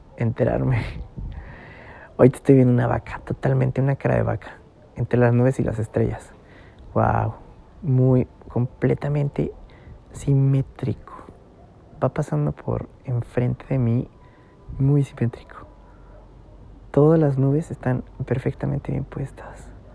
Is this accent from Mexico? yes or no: yes; San Juan del Río, Querétaro, Mexico; moved away; yo soy de Querétaro, eh, y crecí en San Juan del Río